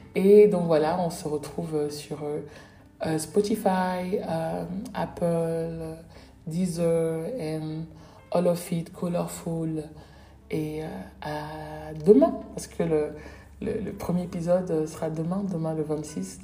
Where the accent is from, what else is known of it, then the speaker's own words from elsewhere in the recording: Cameroon; chez nous au Cameroun